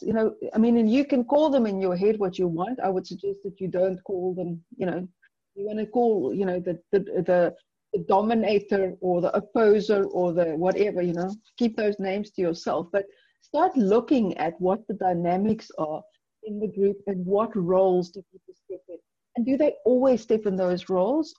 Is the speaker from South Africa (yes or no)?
yes; South Africa; I'm from South Africa. We have 11 official languages